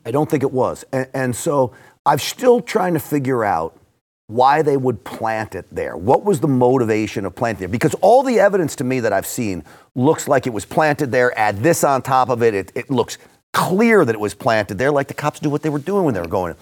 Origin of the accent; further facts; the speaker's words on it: New York, United States; I grew up in and around New York